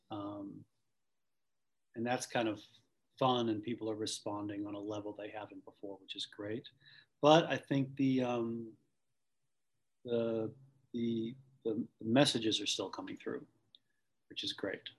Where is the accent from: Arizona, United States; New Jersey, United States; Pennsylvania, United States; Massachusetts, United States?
Massachusetts, United States; Boston; accent: Boston; I lost my my severe Boston accent to the point now where I couldn't do it again if I wanted to.